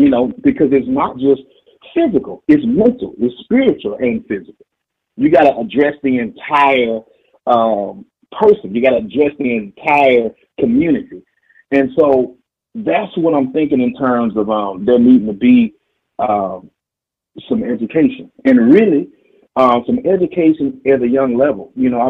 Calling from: Dallas, Texas, United States; I'm from Dallas, Texas.

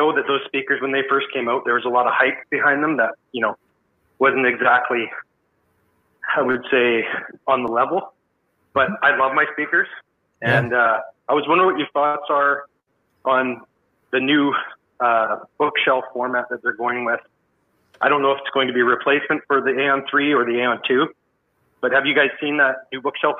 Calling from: Surrey, British Columbia, Canada; I'm from Surrey, British Columbia, Canada.

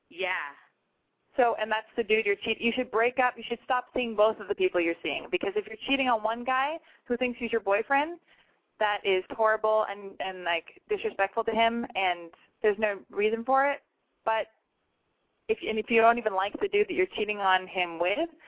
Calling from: Rancho Cucamonga, California, United States; I'm calling from Rancho Cucamonga, California

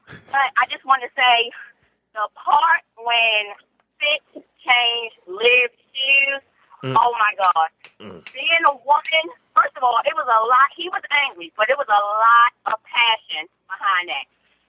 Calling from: Maryland, United States; I'm calling from Maryland.

